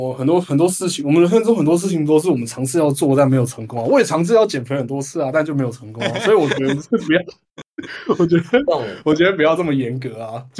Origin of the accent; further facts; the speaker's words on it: Taipei, Taiwan; 我作为一个台北台北人，我可以就近观测到